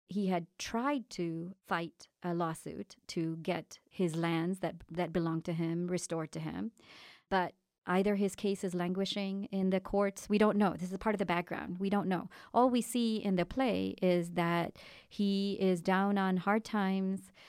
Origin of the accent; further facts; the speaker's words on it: India; moved away; I was born and raised in India.